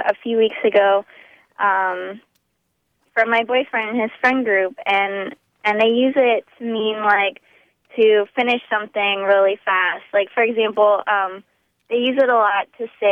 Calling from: Tallahassee, Florida, United States; I'm calling from Tallahassee, Florida.

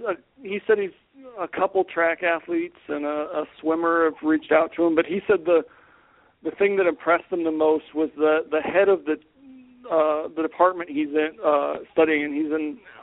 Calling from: Roanoke, Virginia, United States; I'm in Roanoke, Virginia right now.

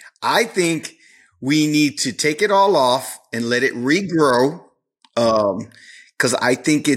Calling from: Corpus Christi, Texas, United States; Corpus Christi, Texas.

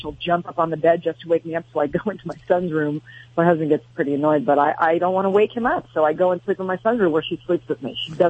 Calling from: Carlsbad, California, United States; Carlsbad, California.

